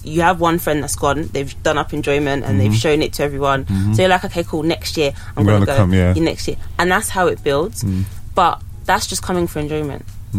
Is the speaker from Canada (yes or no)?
no; Nigeria; now in United Kingdom; That's the first time I'd experienced Nigeria as a Nigerian working, like, and it's a whole different ball game to the whole coming in December, doing enjoyment and going back to the UK where things work.